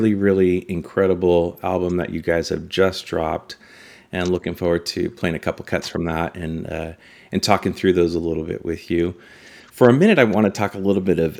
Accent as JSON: {"language": "English", "town": "Los Angeles", "region": "California", "country": "United States", "tie": "born or raised there", "said": "growing up in Los Angeles, I had the good fortune of having a great rock station in town, 95.5 KLOS."}